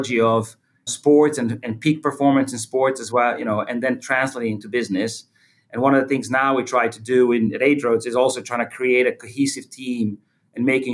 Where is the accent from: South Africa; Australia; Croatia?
Croatia; I was born in Croatia. And at that time, it was called Yugoslavia.